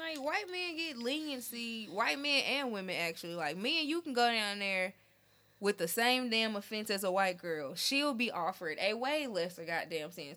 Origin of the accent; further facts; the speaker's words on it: Memphis, Tennessee, United States; now in Nashville, United States; I'm also from Memphis